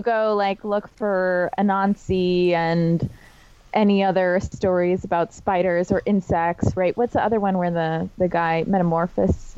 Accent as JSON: {"language": "English", "region": "New Hampshire", "country": "United States", "said": "I'm from New Hampshire"}